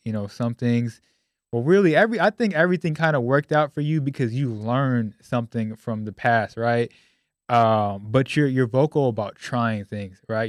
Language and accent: English; Sacramento, California, United States; moved away as an adult; now in Dallas, United States; I grew up in Sacramento, California